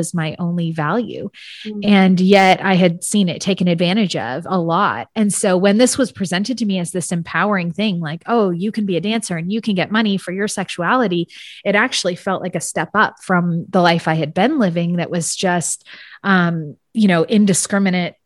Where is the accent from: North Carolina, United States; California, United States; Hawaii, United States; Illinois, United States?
California, United States; San Francisco Bay Area; I grew up in the San Francisco Bay Area